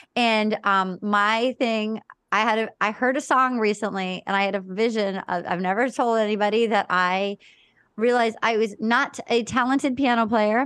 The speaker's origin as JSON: {"language": "English", "town": "Little Compton", "region": "Rhode Island", "country": "United States", "tie": "born or raised there", "said": "I grew up in Little Compton, Rhode Island."}